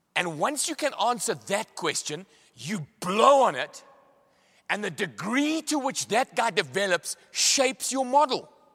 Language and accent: English; Pietermaritzburg, KwaZulu-Natal, South Africa; I come from Maritzburg